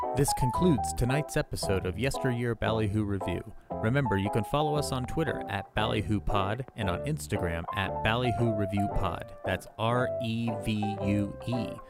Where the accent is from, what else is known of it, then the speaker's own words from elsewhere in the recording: United States; I'm American